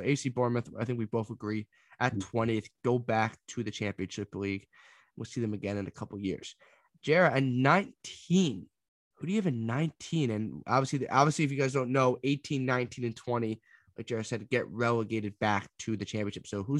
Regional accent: New York, United States; We're both, obviously, in the United States, we're like from New York

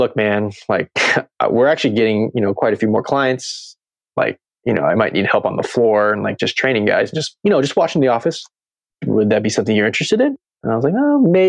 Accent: Seattle, Washington, United States; moved away as an adult; also born or lived in New Mexico / California; back in Seattle in my hometown.

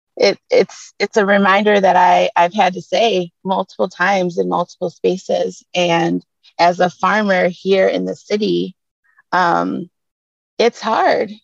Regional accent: Detroit, Michigan, United States; I was born and raised right in Detroit

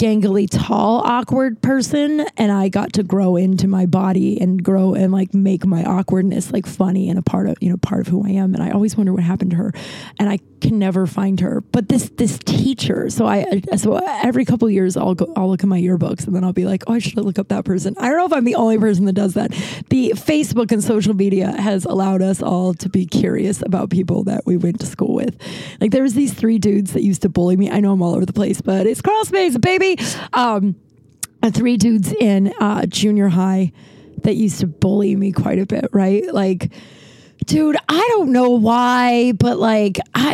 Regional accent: Littleton, Colorado, United States; also born or lived in Lakewood, Colorado; I'm from Colorado. I went to high school in a place called Lakewood, which is right. I'm from Littleton

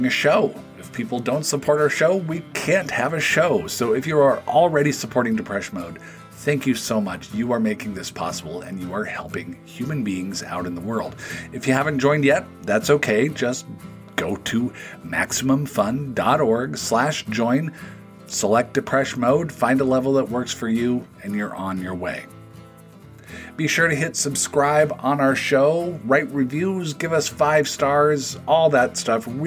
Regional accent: Pacific Northwest, United States; now in Minnesota, United States; I am from the Pacific Northwest, but I live in Minnesota

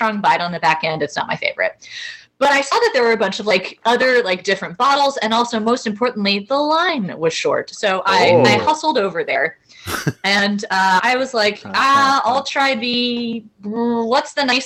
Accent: Louisville, Kentucky, United States; my hometown of Louisville, Kentucky

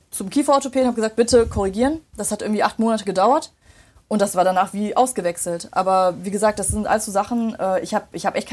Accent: Remscheid, North Rhine-Westphalia, Germany; So, ich habe mich vorgestellt, habe gesagt, hi … ich komme aus Remscheid und so und so, ne?

